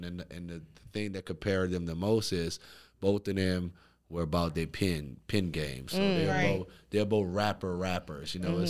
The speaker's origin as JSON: {"language": "English", "town": "New Orleans", "region": "Louisiana", "country": "United States", "tie": "born or raised there", "said": "Man, so I'm from New Orleans, Louisiana, born and raised. Shout out Fifth Ward, New Orleans East."}